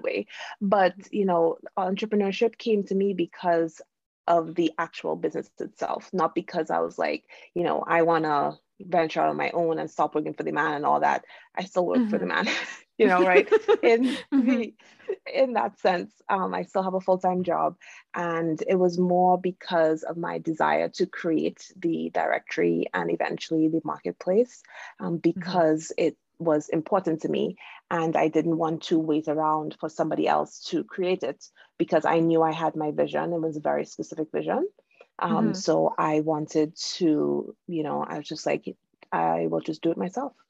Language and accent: English; Trinidad & Tobago; moved away; I am originally from Trinidad and Tobago in the Caribbean.